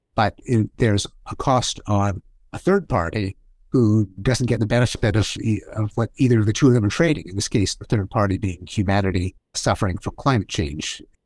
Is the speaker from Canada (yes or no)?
yes; Canada; I'm Canadian, and so I grew up with hockey